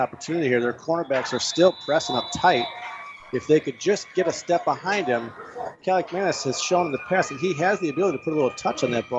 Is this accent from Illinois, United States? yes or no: yes; Gurnee, Illinois, United States; now in Antioch, United States; I grew up in Gurnee, and we have enjoyed it. We've raised our family there from the beginning, and it's a growing community.